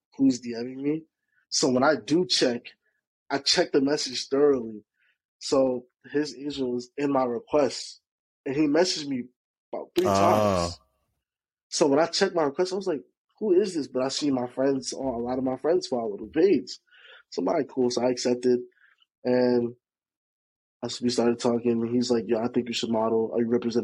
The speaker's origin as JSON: {"language": "English", "country": "Jamaica", "also_born_or_lived": "New York", "moved": "yes", "lives_now": "New Jersey, United States", "said": "from Jamaica. I reside in New York. I reside in New Jersey as of right now"}